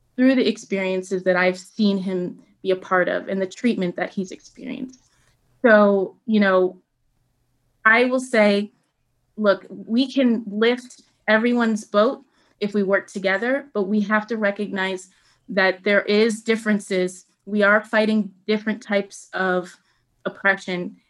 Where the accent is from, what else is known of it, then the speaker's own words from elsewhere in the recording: Buffalo, New York, United States; also born or lived in Kenya; the radio station in Buffalo where I grew up